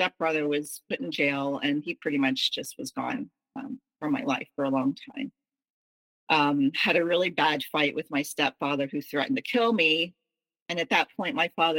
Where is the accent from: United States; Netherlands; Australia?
United States; the South; I was raised in the South